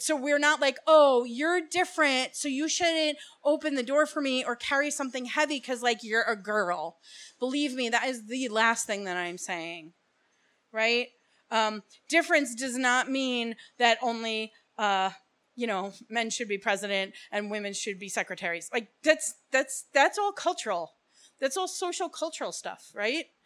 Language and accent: English; Bergen County, New Jersey, United States; moved away as an adult; now in Hillsborough, New Jersey, United States; I'm actually from Bergen County